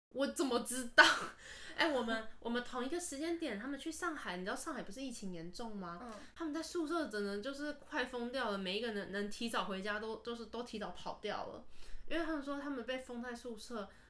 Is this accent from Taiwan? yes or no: yes; Taiwan; 我是台湾人